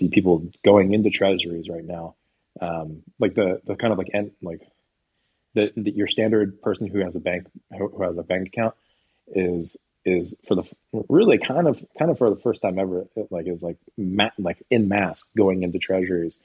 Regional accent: United States; I'm American

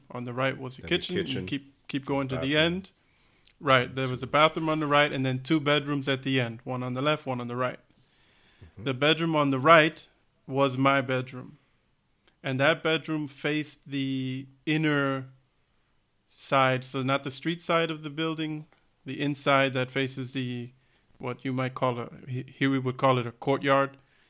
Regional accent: New York, United States; You know the apartment that we grew up in New York, right?

